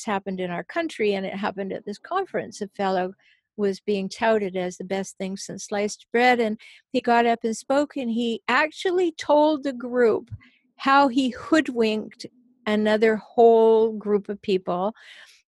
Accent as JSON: {"language": "English", "town": "Nanaimo", "region": "British Columbia", "country": "Canada", "tie": "born or raised there", "moved": "yes", "lives_now": "San Diego, United States", "said": "I'm from a tiny town. I'm from Nanaimo, and it was tiny when I was born."}